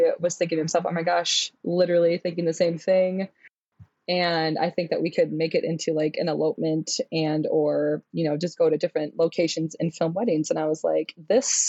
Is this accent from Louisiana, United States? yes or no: no; Minnesota, United States; I was born and raised in Minnesota